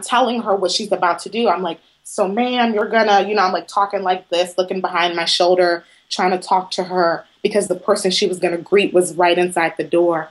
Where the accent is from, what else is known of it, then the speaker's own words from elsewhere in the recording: Southeast Texas, United States; I claim to be a Southern girl from Southeast Texas